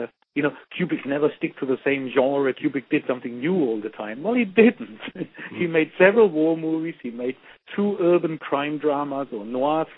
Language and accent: English; Germany; moved away; I grew up in Germany